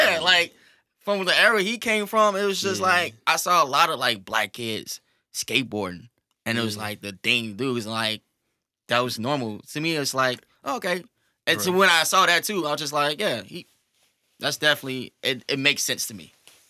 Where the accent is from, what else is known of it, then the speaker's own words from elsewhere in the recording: United States; growing up on the South Side